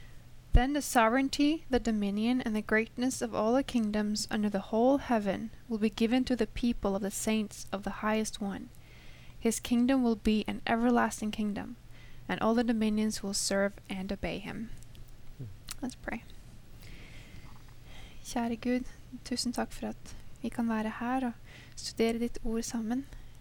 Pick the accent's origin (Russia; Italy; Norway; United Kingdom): Norway; moved away as an adult; now in United States; I'm studying the MBA program here at Andrews. I'm from Norway.